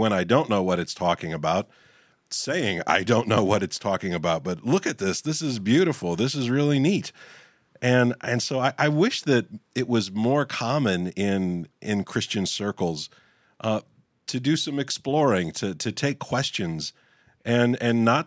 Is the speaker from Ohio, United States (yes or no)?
no; West Virginia, United States; I grew up in West Virginia, which is wild and wonderful.